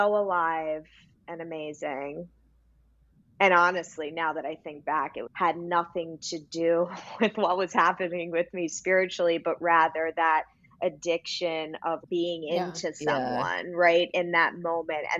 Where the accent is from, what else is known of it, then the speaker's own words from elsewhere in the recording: Greenwich, Connecticut, United States; also born or lived in Manhattan, New York; now in Brooklyn, United States; I was born in Manhattan and I grew up in Greenwich, Connecticut